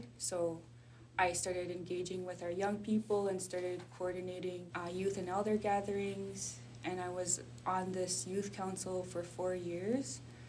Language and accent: English; Canada; now in Vancouver, Canada; I come from the Anishinaabeg Nation of Treaty 3, which is in Ontario and Manitoba of what we call Canada. But I live in the territories of the Musqueam, Squamish, and Tsleil-Waututh peoples in Vancouver, British Columbia.